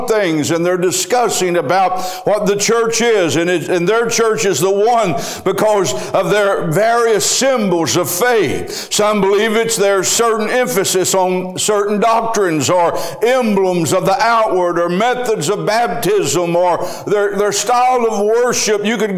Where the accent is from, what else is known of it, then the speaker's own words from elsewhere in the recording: United States; I am an American